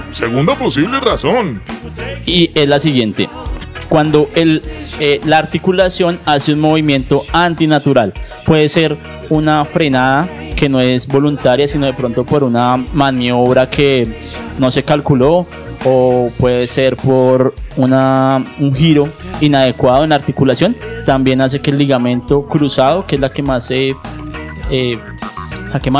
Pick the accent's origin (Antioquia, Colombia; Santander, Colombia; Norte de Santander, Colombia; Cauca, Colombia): Cauca, Colombia; Popayán; Yo vengo de Popayán. Yo nací, yo nací al lado del Pacífico, hacia el lado del Pacífico y somos roles también agrestes.